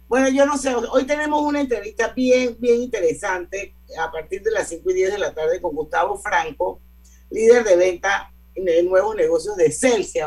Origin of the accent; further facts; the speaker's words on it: Panama; Como panameña